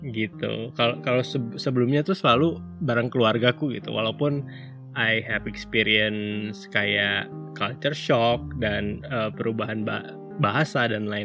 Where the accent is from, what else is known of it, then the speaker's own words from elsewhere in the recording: Sanggau, West Kalimantan, Indonesia; now in Bandung, Indonesia; Karena dulu aku pindahnya itu dari Kalimantan Barat, kota kecil pula ya dari Sanggau aku selalu takut kalau misalnya aku pindah lagi ke kota besar ke Bandung